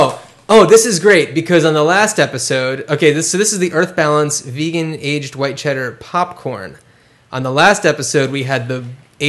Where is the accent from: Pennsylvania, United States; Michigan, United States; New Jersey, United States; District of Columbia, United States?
New Jersey, United States; Cranford; I'm from Cranford, New Jersey.